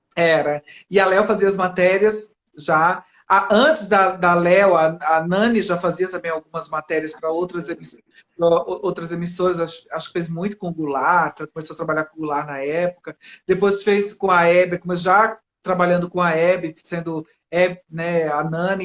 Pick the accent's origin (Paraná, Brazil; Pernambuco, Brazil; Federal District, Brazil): Pernambuco, Brazil; Recife; now in São Paulo, Brazil; Eu comecei em Recife, eu sou pernambucana, e comecei minha, meu trabalho em Recife.